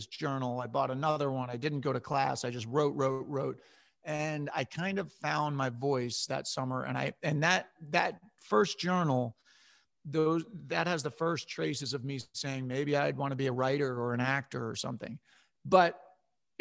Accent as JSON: {"language": "English", "area": "Westchester County", "region": "New York", "country": "United States", "tie": "born or raised there", "said": "So I grew up in Westchester County, New York, about an hour north of New York City."}